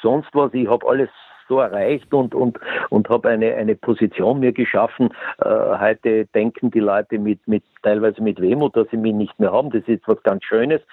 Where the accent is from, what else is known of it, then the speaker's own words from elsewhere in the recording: Eastern Austria, Austria; wir im Osten